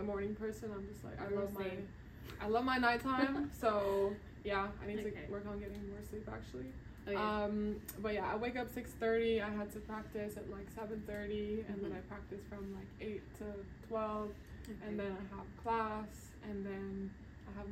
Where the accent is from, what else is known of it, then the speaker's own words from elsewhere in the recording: Norway; moved away as an adult; also born or lived in Kenya; now in Washington, United States; I'm from Norway and I am a tennis player.